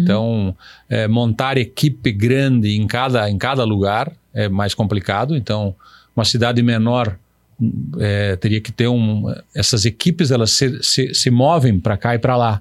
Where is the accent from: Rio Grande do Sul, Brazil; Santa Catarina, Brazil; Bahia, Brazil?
Santa Catarina, Brazil; São Lourenço do Oeste; now in Pato Branco, Brazil; eu nasci em São Lourenço, é próximo